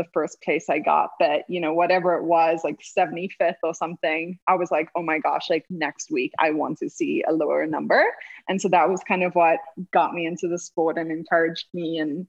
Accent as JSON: {"language": "English", "town": "Cape Town", "region": "Western Cape", "country": "South Africa", "said": "I was like, I'm from here. I'm from Cape Town. Don't you dare ask me where I'm from."}